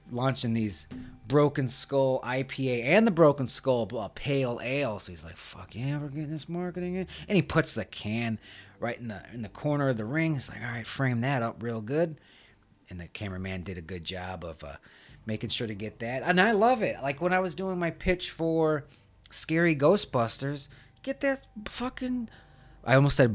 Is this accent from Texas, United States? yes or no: yes; Texas, United States; It's in Texas. I'm from Texas and I had a thing to do and I'm only here for night two and I missed him.